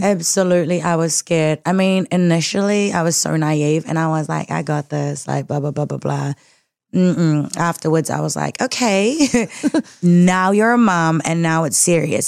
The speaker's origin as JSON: {"language": "English", "region": "Auckland", "country": "New Zealand", "tie": "born or raised there", "said": "born and raised in South Auckland"}